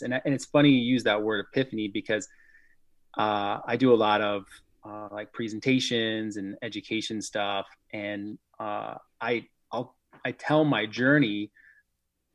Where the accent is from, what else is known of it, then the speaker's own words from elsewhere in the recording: Omaha, Nebraska, United States; I grew up here in Omaha